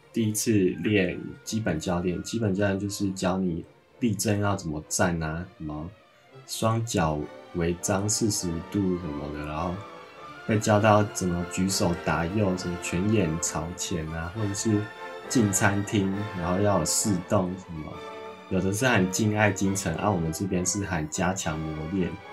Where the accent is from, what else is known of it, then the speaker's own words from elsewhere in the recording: Taoyuan, Taiwan; 我是桃园人，所以 我先在桃园后站集合